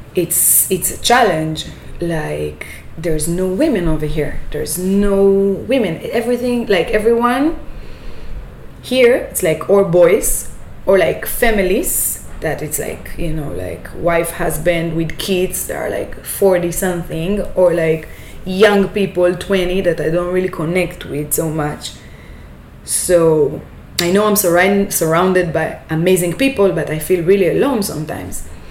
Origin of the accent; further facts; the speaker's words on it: Israel; moved away as an adult; now in Panama; i'm coming from israel from my hometown it's a desert